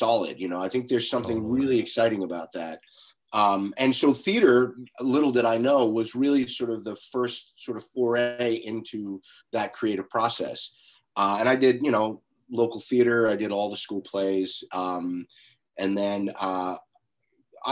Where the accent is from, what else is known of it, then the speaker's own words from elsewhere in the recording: Long Island, New York, United States; I grew up on Long Island, about 45 miles outside of New York City, in the shadow of New York City